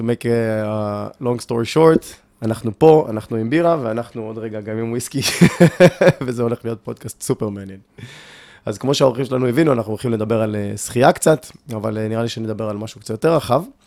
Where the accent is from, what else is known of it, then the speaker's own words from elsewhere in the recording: Ashkelon, Southern District, Israel; גדלתי באשקלון וגלשתי